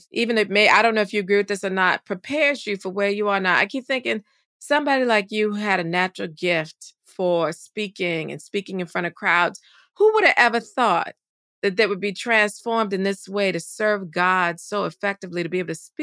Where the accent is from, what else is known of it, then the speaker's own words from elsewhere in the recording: the South, United States; I'm a Southerner